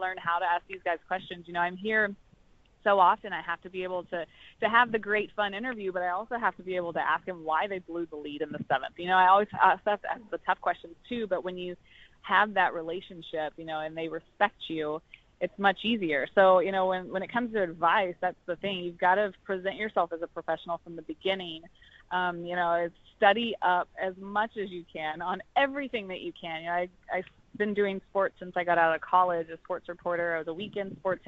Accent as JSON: {"language": "English", "region": "Texas", "country": "United States", "tie": "born or raised there", "said": "growing up in Texas, I absolutely loved high school football"}